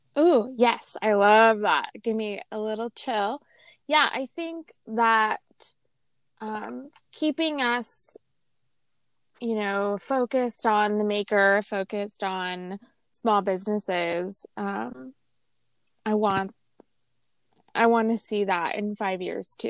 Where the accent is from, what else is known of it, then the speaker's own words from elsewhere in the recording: Las Vegas, Nevada, United States; growing up in Vegas